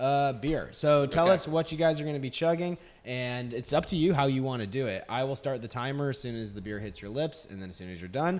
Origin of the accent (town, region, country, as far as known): Baldwinsville, New York, United States; born or raised there; moved away